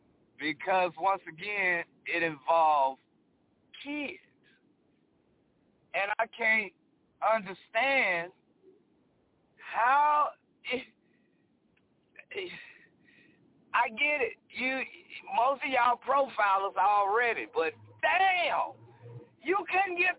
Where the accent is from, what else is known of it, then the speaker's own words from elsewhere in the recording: Dallas, Texas, United States; now in Arizona, United States; I grew up in Dallas, Texas.